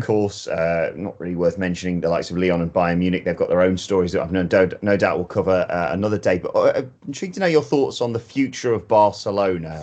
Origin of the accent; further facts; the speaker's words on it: Chesterfield, East Midlands, United Kingdom; I'm from Derbyshire, Chesterfield